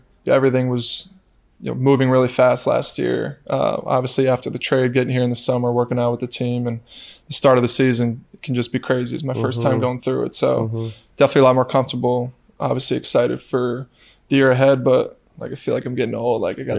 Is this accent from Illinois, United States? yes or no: no; New York, United States; now in Sacramento, United States; it just felt like I'm from New York, upstate New York, so mm-hmm. it's complete opposite side of the country.